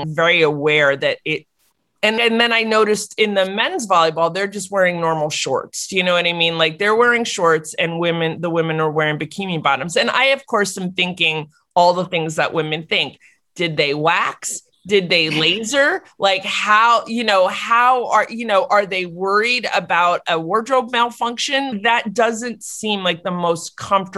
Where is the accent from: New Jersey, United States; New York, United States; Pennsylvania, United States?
New Jersey, United States; Maplewood; moved away; I was home for whatever reason in New Jersey, in Maplewood, my hometown